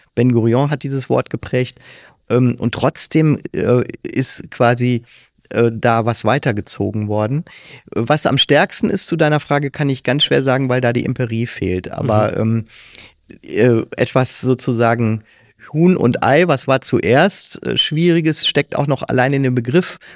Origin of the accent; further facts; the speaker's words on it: Kalkar, North Rhine-Westphalia, Germany; Ich bin also in Kalka aufgewachsen, sehr katholisch geprägt